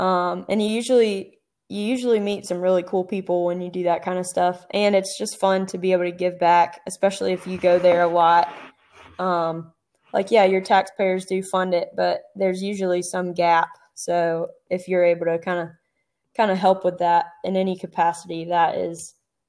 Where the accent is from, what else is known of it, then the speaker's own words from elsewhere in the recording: Southeast, United States; I grew up in the Southeast and you can burn more or less any time.